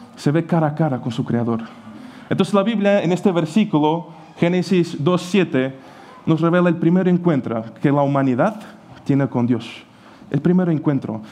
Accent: Portugal; Spanish is a second language; moved away as an adult; also born or lived in Ukraine / Sagunto, Spain; now in Spain; yo nací en Ucrania y a los seis años, porque mi madre emigró, pues he ido con él, he crecido en Portugal

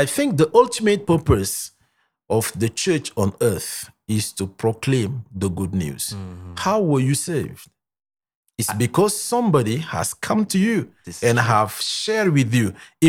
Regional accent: Senegal; Mm-hmm. I'm from Senegal.

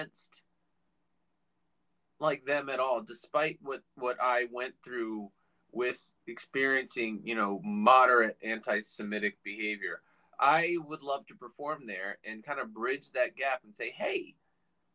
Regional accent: Virginia, United States; moved away; I grew up in Virginia

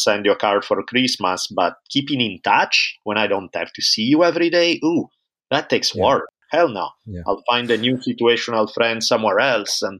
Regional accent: Italy; moved away as an adult; now in United States; I grew up in Italy for the first 18 years of my life.

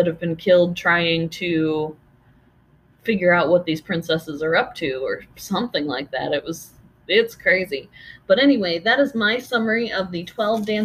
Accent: United States; being American

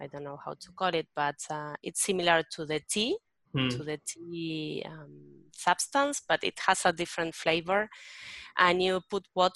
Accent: Berazategui, Buenos Aires Province, Argentina; I grew up in a little town or town called Berazategui.

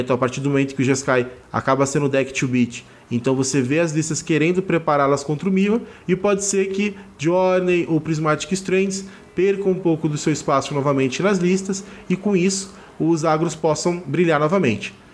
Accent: Rio de Janeiro, Brazil; now in Barueri, Brazil; sou carioca, moro em Barueri, São Paulo

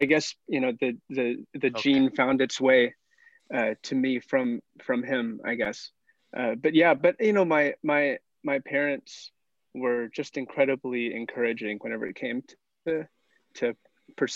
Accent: Arkansas, United States; moved away as an adult; He had a summer internship in my hometown in Arkansas

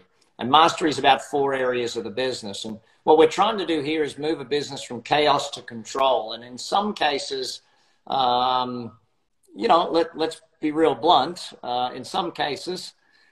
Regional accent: Brisbane, Queensland, Australia; accent: Australian; now in Las Vegas, United States; Australian by birth, now live in Las Vegas.

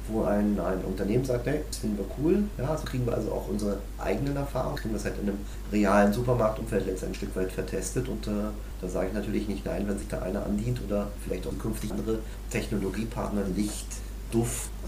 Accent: Berlin, Germany; Ursprünglich wollten wir mal nach Berlin. Nichts gegen meine Heimatstadt, aber Berlin für diese Art von Marktforschung ist vielleicht eher so eine ja, ist nicht so die Repräsentativität, ist eher so eine Blase

